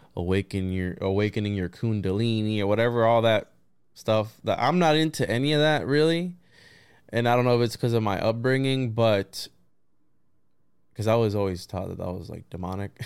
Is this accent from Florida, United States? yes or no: yes; Florida, United States; also born or lived in Puerto Rico; I'm a Florida boy